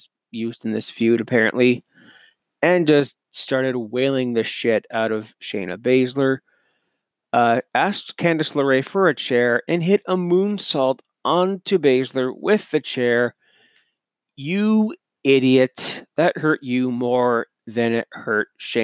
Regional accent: Canada; I'm Canadian

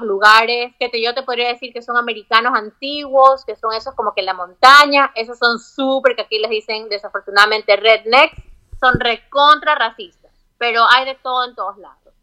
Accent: Guayaquil, Guayas, Ecuador; moved away as an adult; also born or lived in Florida, United States; now in Virginia, United States; Yo cuando era chica y estaba en Ecuador, estaba en Guayaquil

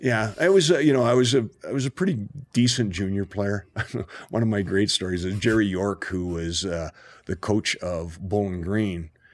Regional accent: Toronto, Ontario, Canada; I grew up in Rexdale, Ontario

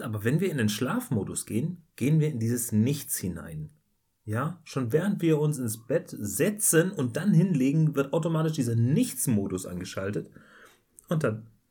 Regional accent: Germany; als Deutscher

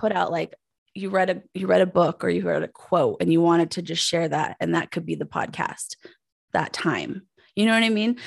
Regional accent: Pueblo, Colorado, United States; moved away as an adult; also born or lived in Aurora, Colorado; I'm from Pueblo, Colorado

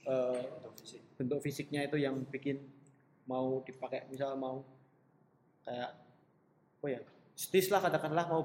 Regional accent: Solo, Central Java, Indonesia; born there; kalau background aku karena Sinister lahir di Solo aku terinspirasinya dari beberapa eh, bangunan-bangunan uh, di Solo

